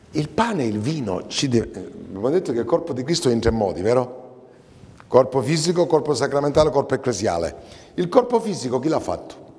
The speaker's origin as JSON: {"language": "Italian", "region": "Sicily", "country": "Italy", "said": "noi, al solito nostro siciliano, io siciliano"}